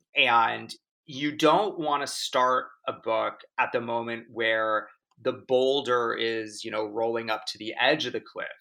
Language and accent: English; Laguna Beach, California, United States; I grew up in Orange County in Laguna Beach